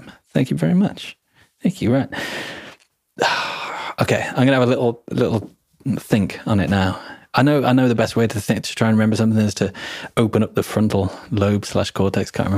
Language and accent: English; England, United Kingdom; accent: vaguely British; I'm English